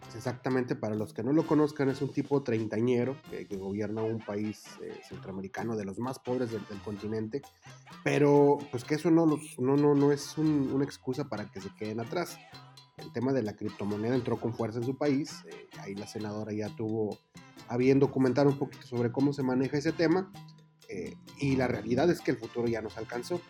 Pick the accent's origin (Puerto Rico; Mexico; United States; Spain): Mexico; somos re buenísimos los mexicanos